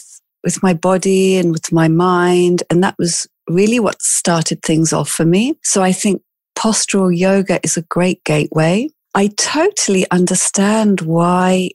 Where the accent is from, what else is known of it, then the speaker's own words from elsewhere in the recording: England, United Kingdom; accent: British; moved away as an adult; also born or lived in South Africa; now in Milan, Italy; I was actually born in South Africa, but I grew up in England.